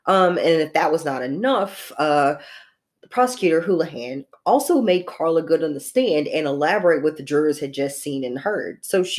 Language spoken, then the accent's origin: English; United States; I'm from the United States